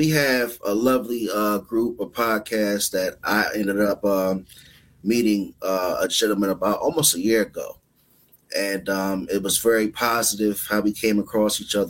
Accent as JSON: {"language": "English", "town": "Suitland", "region": "Maryland", "country": "United States", "tie": "born or raised there", "also_born_or_lived": "Southeast, Washington D.C.", "moved": "yes", "lives_now": "Baltimore, United States", "said": "I'm from Southeast, grew up in Suitland. K-Diz is from Uptown. I now live in Baltimore, which is a different side of town, but it's a whole different world."}